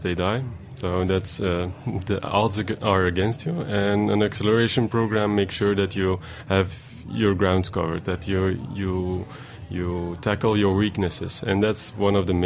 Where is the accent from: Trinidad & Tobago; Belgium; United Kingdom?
Belgium; Antwerp, Flanders; moved away as an adult; now in New York, United States; We are from Antwerp. It's not really a big town